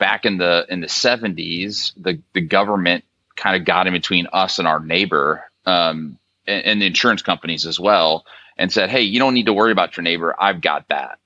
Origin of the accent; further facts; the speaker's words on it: St. Louis, Missouri, United States; moved away as an adult; also born or lived in Stanford, California / Dayton, Ohio; I'm a Midwesterner. I'm from St. Louis originally